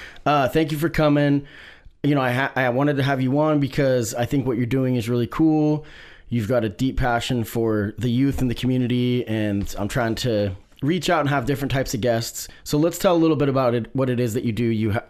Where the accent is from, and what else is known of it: Springfield, Oregon, United States; born or raised there; also born or lived in Salem, Oregon